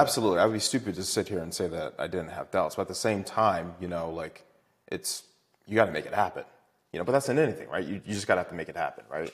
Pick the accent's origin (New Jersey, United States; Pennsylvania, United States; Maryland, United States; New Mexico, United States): Maryland, United States; Baltimore; I am from Maryland. Uh, I went to Poly for high school.